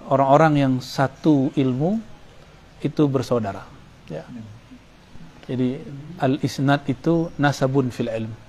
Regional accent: Sumatra, Indonesia; itu yang hilang di kampung saya di Sumatera itu hilang

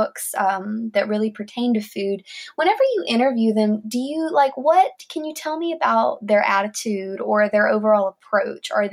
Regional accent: northern middle Tennessee, United States; I also grew up on a farm, kind of like okay. Northern Tennessee, northern middle Tennessee

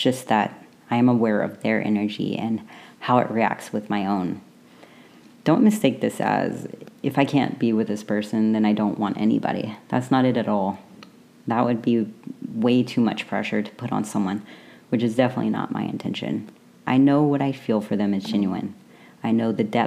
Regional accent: the South, United States; I grew up in the South where everything is fried or buttered

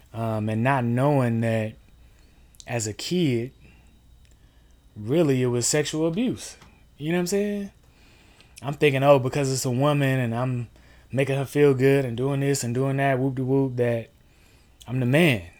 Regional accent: Durham, North Carolina, United States; I'm from Durham, North Carolina. Um, grew up there, born and raised

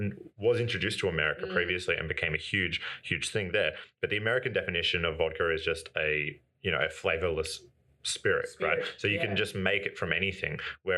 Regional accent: Wollongong, New South Wales, Australia; I'm from Wollongong originally, yeah.

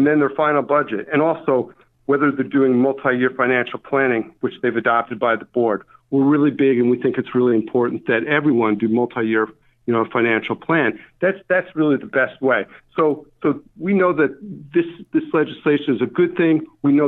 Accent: Albany, New York, United States; I'm from Albany. Grew up in Albany, went to school. I didn't move very far.

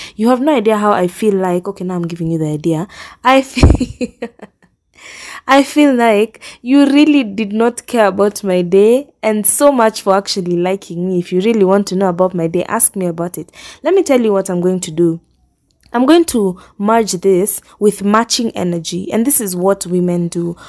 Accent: Kenya; moved away as an adult; now in Nairobi, Kenya; I really like where we live. If you asked me that a few years back when I was joining high school, I probably would not have said that because I'm thinking, "I'm so far from Nairobi.

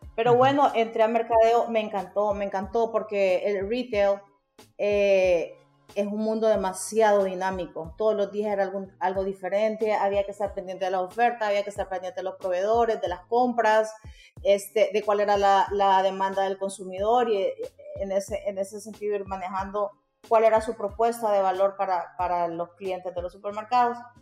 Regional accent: Honduras; Orgullosamente soy graduada de la Universidad Nacional Autónoma de Honduras

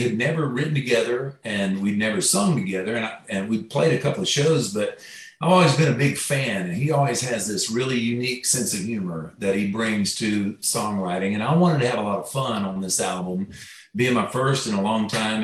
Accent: Florida, United States; I grew up in Florida

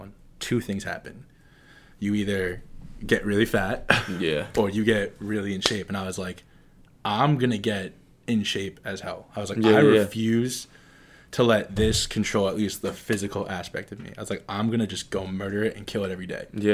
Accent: Bridgewater, New Jersey, United States; I'm from Bridgewater, New Jersey

